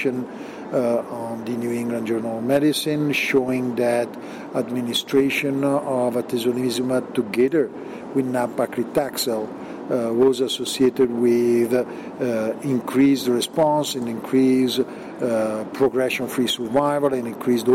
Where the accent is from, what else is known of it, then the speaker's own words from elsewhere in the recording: Milan, Lombardy, Italy; I come from Milan